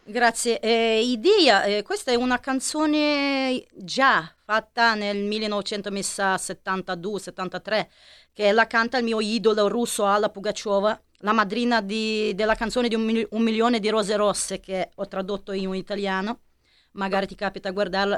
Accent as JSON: {"language": "Italian", "town": "Milan", "region": "Lombardy", "country": "Italy", "said": "Mi sono milanese"}